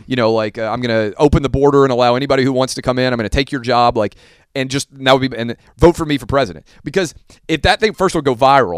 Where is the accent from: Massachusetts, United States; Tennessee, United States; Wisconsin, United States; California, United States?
Tennessee, United States; Nashville; my hometown of Nashville